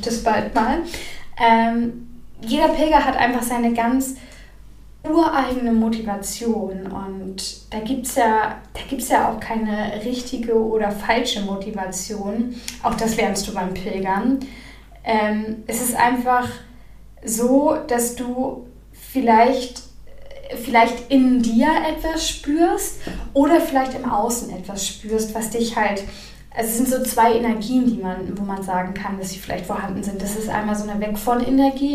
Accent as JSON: {"language": "German", "region": "Northern Germany", "country": "Germany", "said": "ich komme aus dem Norden"}